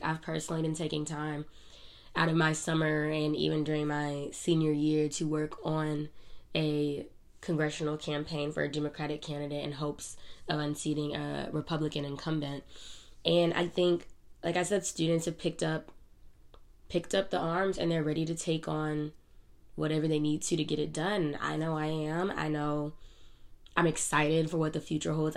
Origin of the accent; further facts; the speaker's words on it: United States; we as Americans